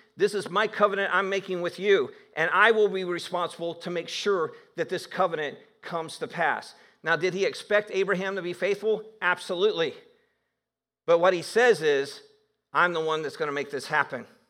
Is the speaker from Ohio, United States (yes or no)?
yes; Northeast Ohio, United States; I did grow up in Northeast Ohio